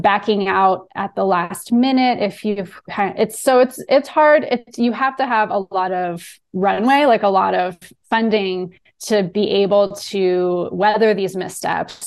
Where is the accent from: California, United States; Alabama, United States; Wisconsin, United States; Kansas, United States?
California, United States; Southern; moved away as an adult; also born or lived in New Orleans; I am from Southern California.